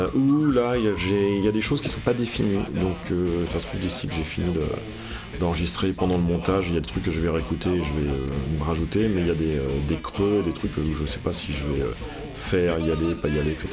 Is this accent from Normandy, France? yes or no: yes; Normandy, France; Je suis normand